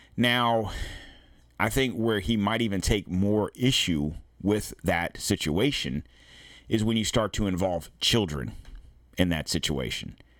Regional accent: United States; we in America

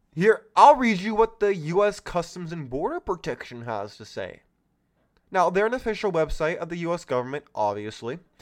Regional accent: California, United States; my home state of California

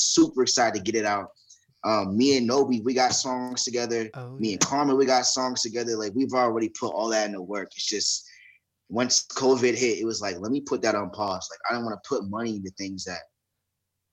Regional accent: Washington, United States; we're all three, like, from the 509 region

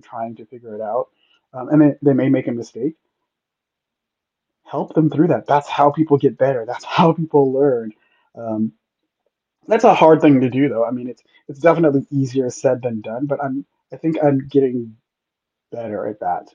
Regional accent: Los Angeles, California, United States; also born or lived in Santiago, Chile; I was from Los Angeles

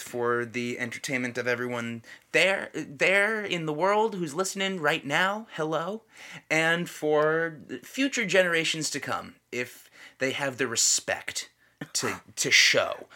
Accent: United States; as an American

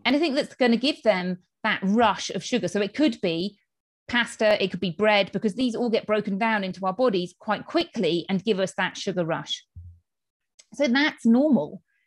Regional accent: United Kingdom; moved away as an adult; now in Spain; as you can tell from my accent, I am from the U K

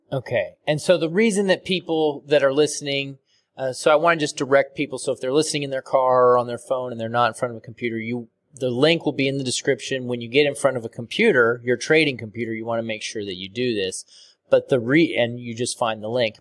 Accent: Portland, Oregon, United States; I'm from Portland, Oregon

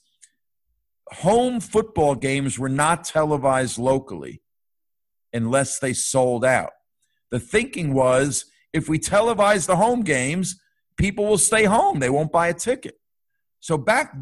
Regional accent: New Jersey, United States; now in Connecticut, United States; I grew up in New Jersey

